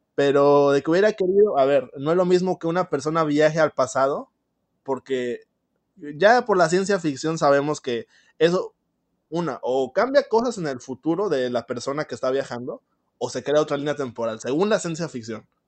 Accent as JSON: {"language": "Spanish", "country": "Mexico", "said": "en mi país, México"}